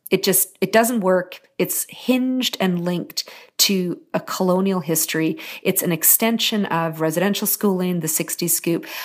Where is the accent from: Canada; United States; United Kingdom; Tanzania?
Canada; Terrace, British Columbia; also born or lived in Haida Gwaii; I grew up in very, very small, remote communities in, in British Columbia. I grew up on Haida Hawaiian and Terrace.